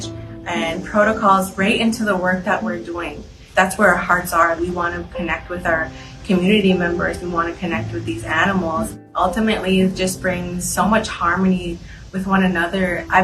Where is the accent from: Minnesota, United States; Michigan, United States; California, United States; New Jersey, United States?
Minnesota, United States; Red Lake Nation, northern; I am from the Red Lake Nation. I'm of the Eagle Clan. Living in northern Minnesota